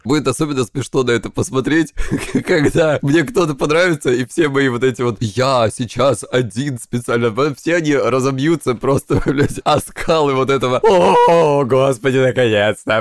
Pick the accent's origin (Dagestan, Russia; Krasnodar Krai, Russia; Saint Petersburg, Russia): Krasnodar Krai, Russia; я из Кубани